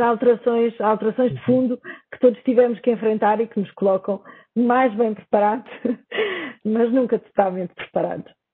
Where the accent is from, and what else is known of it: Portugal